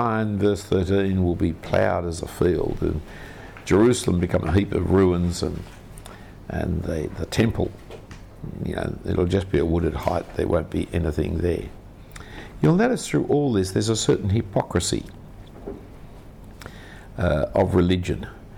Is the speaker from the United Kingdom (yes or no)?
no; Australia; being an Australian